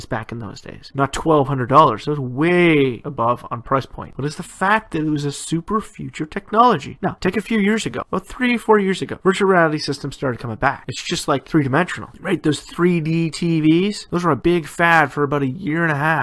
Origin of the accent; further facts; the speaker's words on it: Canada; my home country of Canada